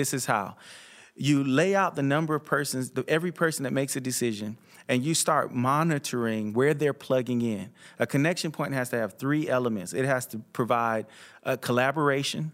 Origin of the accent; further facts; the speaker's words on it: South Florida, United States; when I was growing up in South Florida